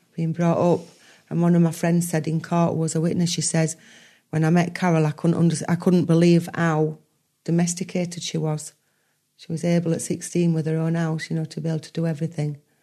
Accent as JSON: {"language": "English", "region": "Yorkshire and the Humber", "country": "United Kingdom", "said": "I'm a Yorkshire lass."}